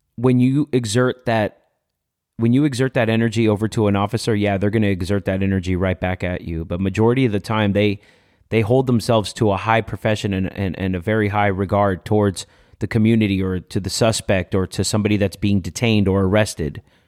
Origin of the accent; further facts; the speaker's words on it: Los Angeles, California, United States; I grew up in MacArthur Park